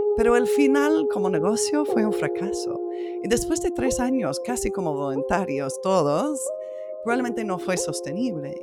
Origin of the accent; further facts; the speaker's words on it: United States; trabajando en uno de los condados más ricos de mi país